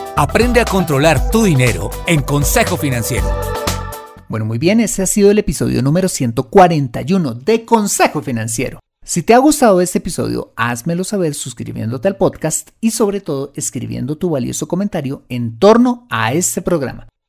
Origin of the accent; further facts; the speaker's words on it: Colombia; en mi país